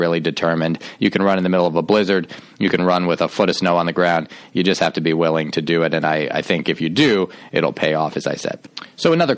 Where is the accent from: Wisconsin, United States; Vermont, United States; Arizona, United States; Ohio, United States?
Ohio, United States; Shaker Heights; I grew up outside of Cleveland, Ohio, in Shaker Heights, Ohio.